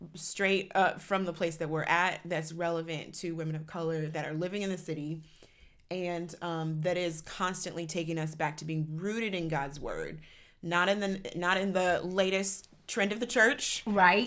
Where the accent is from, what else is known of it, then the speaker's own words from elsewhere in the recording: Cleveland, Ohio, United States; moved away as an adult; also born or lived in St. Louis; I grew up in Cleveland.